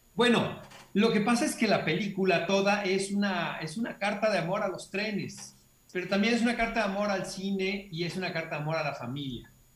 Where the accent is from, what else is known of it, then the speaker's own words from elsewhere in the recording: Hermosillo, Sonora, Mexico; yo crecí junto al desierto en Hermosillo